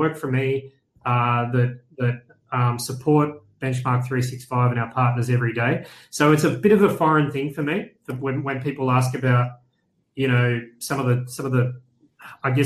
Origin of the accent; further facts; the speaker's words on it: Australia; I'm from Australia